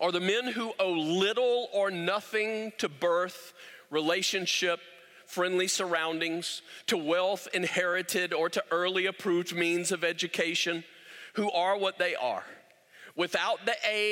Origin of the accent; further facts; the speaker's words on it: United States; we are American, self-made men. American, self-made women